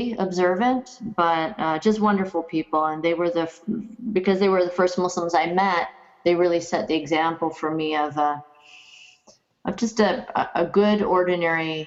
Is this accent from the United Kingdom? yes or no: no; Kitchener, Ontario, Canada; moved away as an adult; also born or lived in United States; So I grew up in Southern Ontario. In a place called Kitchener, Ontario